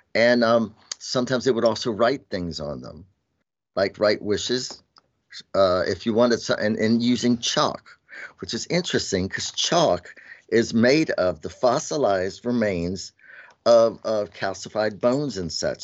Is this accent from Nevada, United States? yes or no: no; Shenandoah Valley, Virginia, United States; I'm Southern and Appalachian, you know, and I grew up in Shenandoah Valley